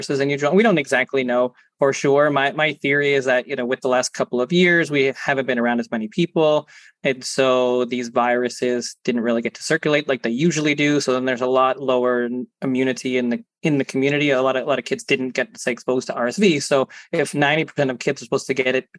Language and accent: English; Canada; being Canadian